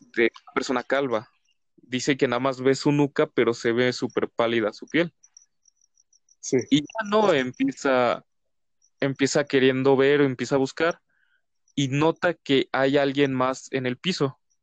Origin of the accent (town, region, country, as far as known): Mexico